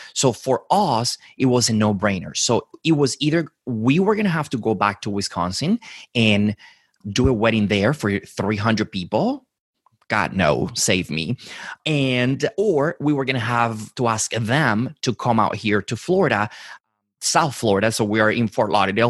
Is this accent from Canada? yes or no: no; Dominican Republic; moved away; I was born and raised in the Dominican Republic